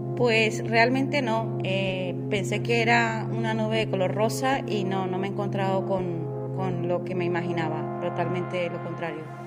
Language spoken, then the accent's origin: Spanish; Colombia; moved away as an adult; now in Spain; soy de Colombia